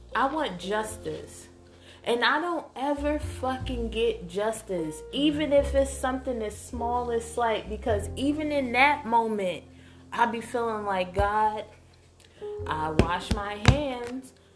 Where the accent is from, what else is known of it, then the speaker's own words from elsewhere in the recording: United States; me being an American